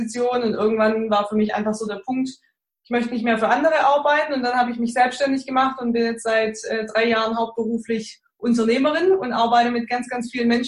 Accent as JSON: {"language": "German", "region": "Baden-Württemberg", "country": "Germany", "accent": "Swabian", "said": "Komme aus der Nähe von Stuttgart. Äh, ihr entschuldigt meinen Dialekt. Man hört es natürlich auch, dass ich aus dem Schwabenland komme."}